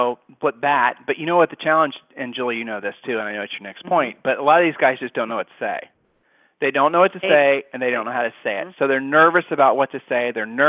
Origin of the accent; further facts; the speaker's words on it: Ohio, United States; We're from Ohio